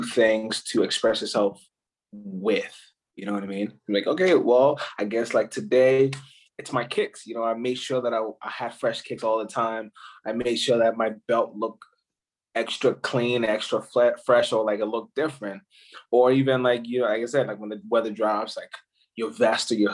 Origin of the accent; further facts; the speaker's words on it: Ghana; moved away; I'm actually from Ghana, West Africa.